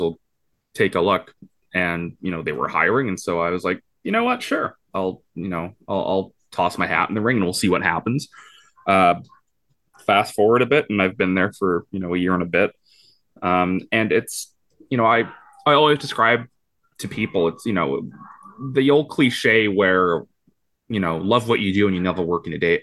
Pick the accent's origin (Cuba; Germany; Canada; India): Canada; Vancouver, British Columbia; born and raised in Vancouver